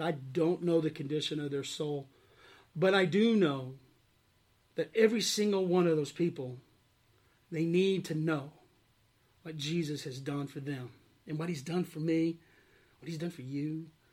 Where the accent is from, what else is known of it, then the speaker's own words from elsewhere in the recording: Arkansas, United States; moved away as an adult; I grew up in Arkansas. Uh, I was born and raised there on a farm, actually, uh, and lived there until I graduated high school